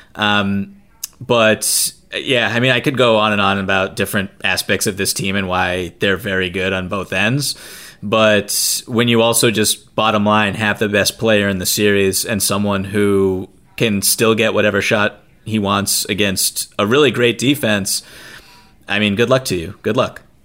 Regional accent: right outside of Boston, Massachusetts, United States; I'm from Boston, right outside of Boston, grew up with this

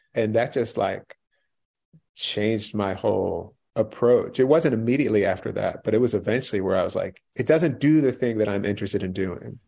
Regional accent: right outside of Philadelphia, Pennsylvania, United States; I grew up right outside of Philly.

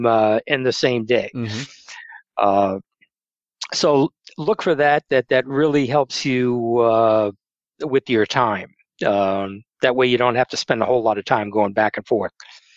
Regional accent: New England, United States; I grew up in New England, and we go back there quite a bit because my family's up there.

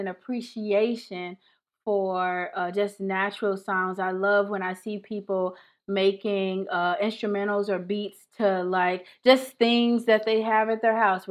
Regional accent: St. Louis, Missouri, United States; I'm from St. Louis, Missouri

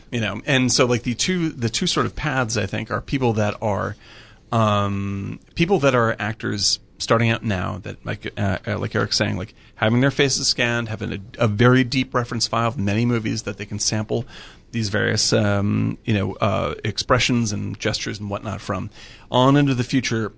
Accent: Cape Cod, Massachusetts, United States; moved away; I grew up on Cape Cod

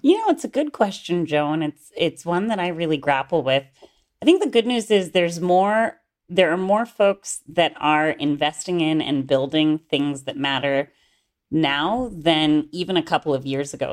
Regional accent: Gainesville, Florida, United States; moved away as an adult; also born or lived in Oxford, United Kingdom; now in Northern California Bay Area, United States; I grew up in North Central Florida in a town called Gainesville.

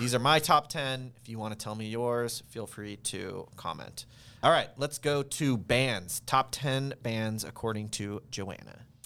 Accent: Seattle, Washington, United States; I am born and raised in Seattle.

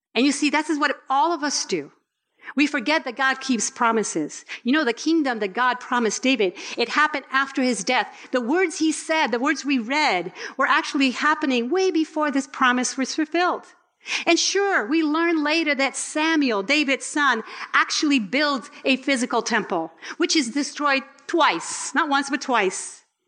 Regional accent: Puerto Rico; I was born in Puerto Rico.

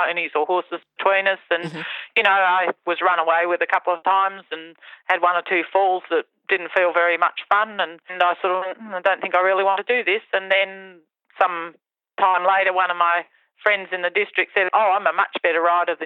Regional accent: Victoria, Australia; also born or lived in England; I came from England when I was three, and I can remember horses in the racing stables before I actually came to Australia

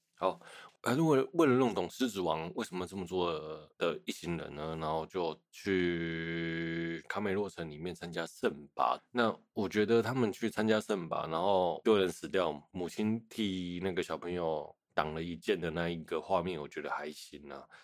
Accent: Taiwan; 所以我想身为台湾人，应该也会安慰一点点吧

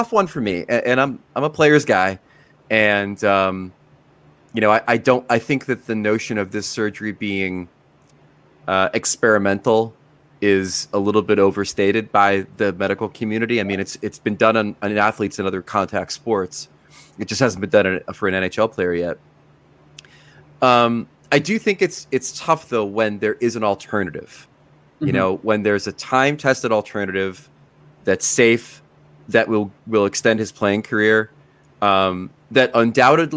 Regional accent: United States; as an American

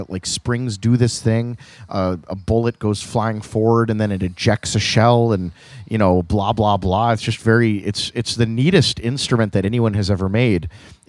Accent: Wales, United Kingdom; Like, I feel like being Welsh is just being disappointed all the time.

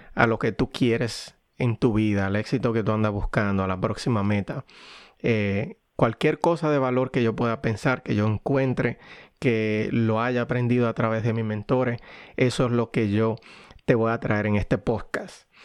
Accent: Dominican Republic; now in United States; los dos somos dominicanos y, vinimos de Dominicana y vivimos actualmente en Estados Unidos

